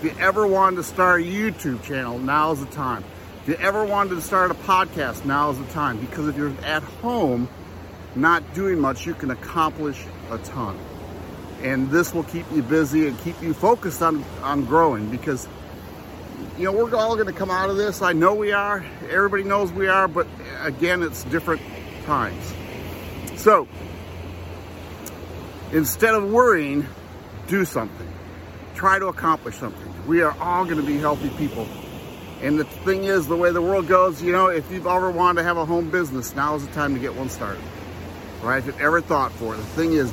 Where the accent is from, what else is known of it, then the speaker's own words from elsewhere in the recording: Andersonville, Tennessee, United States; I'm from Andersonville, Tennessee, which is by Knoxville